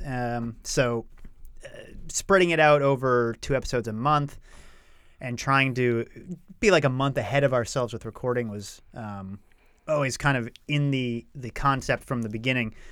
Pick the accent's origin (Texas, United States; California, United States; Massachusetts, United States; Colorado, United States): Massachusetts, United States; Rowley; moved away; I grew up in a town called Rowley, which is about twenty minutes north of Salem.